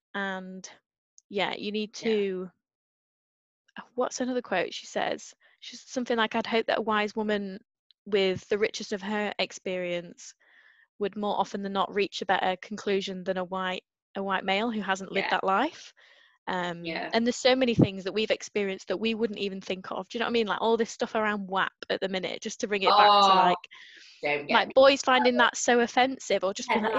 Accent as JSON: {"language": "English", "region": "Northern England", "country": "United Kingdom", "said": "Not that there's enough Northerners down there. I mean, everyone still howls at my accent, but yeah."}